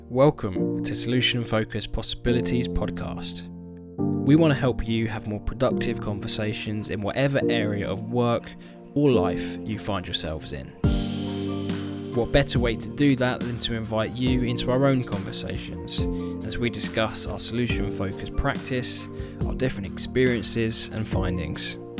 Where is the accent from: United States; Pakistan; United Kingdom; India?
United Kingdom; I'm a boring Brit